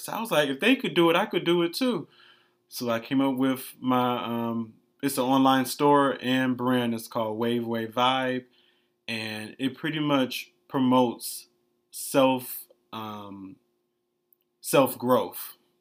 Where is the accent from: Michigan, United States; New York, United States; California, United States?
Michigan, United States; Detroit; moved away as an adult; now in Miami, United States; born and raised in Detroit, Michigan.